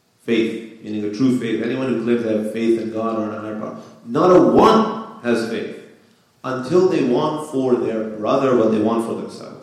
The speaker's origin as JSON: {"language": "English", "country": "United States", "tie": "born or raised there", "said": "I was born in the United States. However, my parents are immigrants from Afghanistan."}